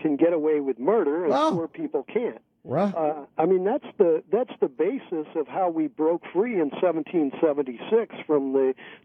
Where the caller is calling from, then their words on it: California, United States; I'm calling you from California